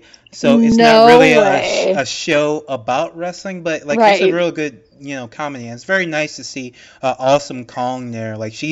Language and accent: English; United States; as an American